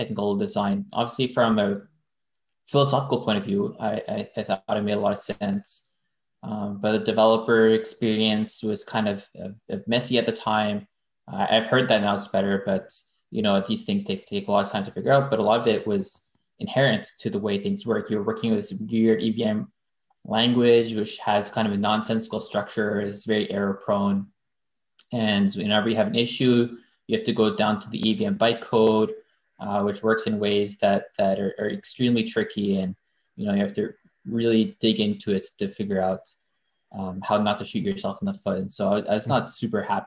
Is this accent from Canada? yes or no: yes; Victoria, British Columbia, Canada; first language French; English is a second language; moved away as an adult; also born or lived in Manitoba / United States; I was born in Manitoba and then grew up in West Coast in Victoria, just near Vancouver.